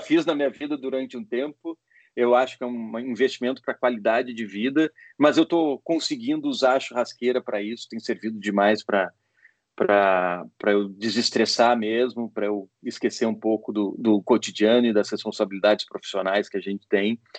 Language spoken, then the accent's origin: Portuguese; Porto Alegre, Rio Grande do Sul, Brazil; moved away as an adult; also born or lived in Recife; now in São Paulo, Brazil; Eu comecei a minha vida em Porto Alegre, eu sou de Porto Alegre.